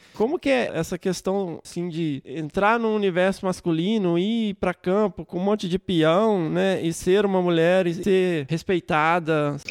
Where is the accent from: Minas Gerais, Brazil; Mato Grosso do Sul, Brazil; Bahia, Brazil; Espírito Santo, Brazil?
Minas Gerais, Brazil; já sou mais montanha, eu sou mineiro mesmo